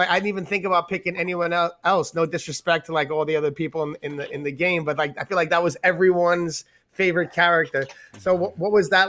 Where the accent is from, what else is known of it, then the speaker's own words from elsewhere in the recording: New York, United States; we grew up in New York